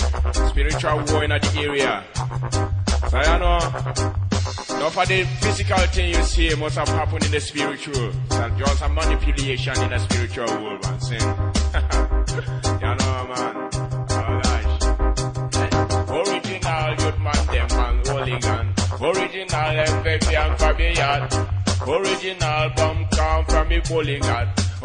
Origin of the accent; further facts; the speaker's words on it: Nigeria; from Nigeria.